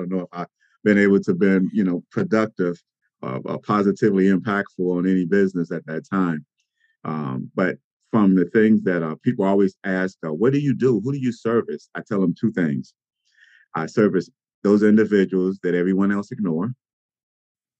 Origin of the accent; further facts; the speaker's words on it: Cincinnati, Ohio, United States; moved away as an adult; also born or lived in Atlanta, Georgia; I am originally from Cincinnati. I grew up here with two sisters and attended Woodward High School